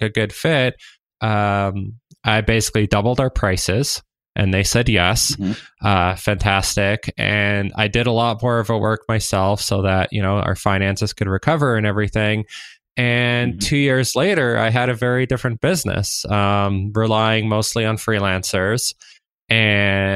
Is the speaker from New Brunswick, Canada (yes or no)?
no; Waterloo, Ontario, Canada; I grew up in Waterloo. It's a startup hub.